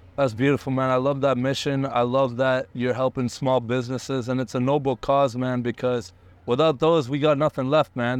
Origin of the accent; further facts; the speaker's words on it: Canada; also born or lived in India; I immigrated to Canada when I was, like, one. So I'm basically Canadian